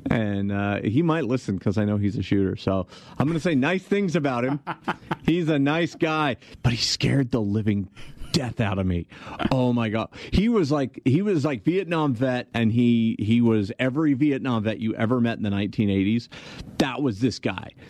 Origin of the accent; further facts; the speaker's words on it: Albuquerque, New Mexico, United States; I'm from Albuquerque, New Mexico.